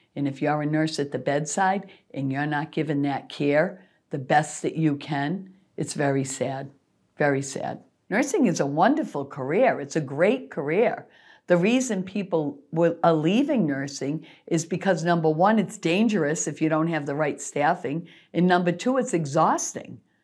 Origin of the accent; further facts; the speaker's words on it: Worcester, Massachusetts, United States; I grew up in Worcester. I was born, raised in Worcester